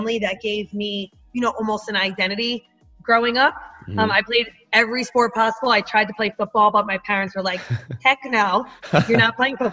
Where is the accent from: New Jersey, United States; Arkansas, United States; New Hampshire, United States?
New Jersey, United States; northern; accent: Jersey; I was raised, you know, in the northern part of New Jersey